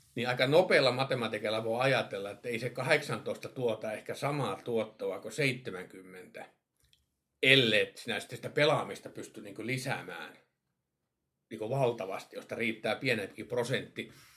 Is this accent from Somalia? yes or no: no; Kemijärvi, Lapland, Finland; Mä itse Kemiärältä kotoisin.